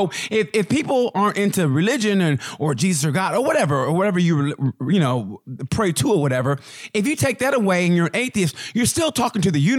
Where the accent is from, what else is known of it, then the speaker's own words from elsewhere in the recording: Oklahoma, United States; And you know, I grew up in Oklahoma. So, you know, I grew up in that kind of like that old school kind of, you know, the church mentality.